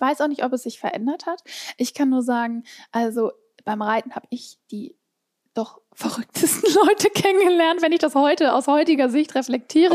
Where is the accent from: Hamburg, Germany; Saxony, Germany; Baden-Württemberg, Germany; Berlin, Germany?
Hamburg, Germany; ich komme aus Hamburg